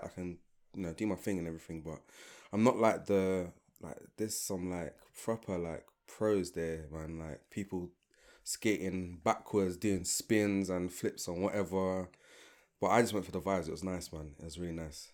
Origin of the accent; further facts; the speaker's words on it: London, United Kingdom; I'm from London. Like, I feel like I'm a, I'm a black Londoner first